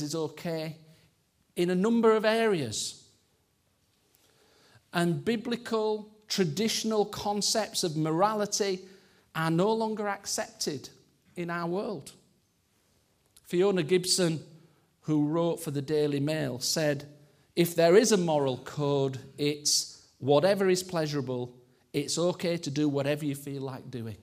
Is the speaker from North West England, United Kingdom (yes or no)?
no; Yorkshire and the Humber, United Kingdom; I'm a Yorkshireman